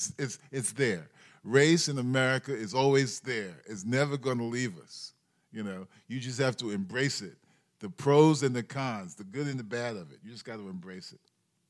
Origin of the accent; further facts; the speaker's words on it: New York City, New York, United States; I grew up in Spanish Harlem